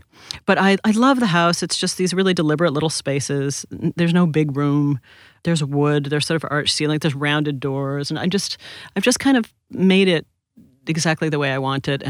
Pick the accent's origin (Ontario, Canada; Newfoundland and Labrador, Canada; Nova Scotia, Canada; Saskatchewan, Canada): Ontario, Canada; Toronto; moved away as an adult; also born or lived in New York; now in Los Angeles, United States; I grew up in Canada from when I was 2 till I went to college in Toronto